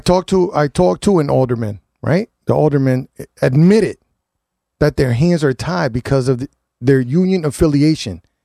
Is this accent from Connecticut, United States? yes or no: yes; New Haven, Connecticut, United States; I lived on New Hall. I grew up on New Hall and Bassett